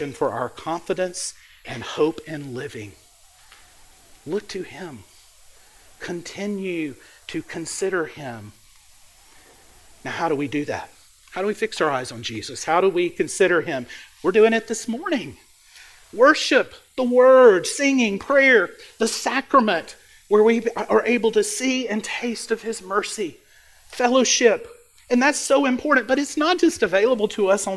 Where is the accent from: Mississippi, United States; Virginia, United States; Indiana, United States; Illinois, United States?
Mississippi, United States; Mississippi Delta, United States; I grew up in the Mississippi Delta. I grew up in a farm town, a small town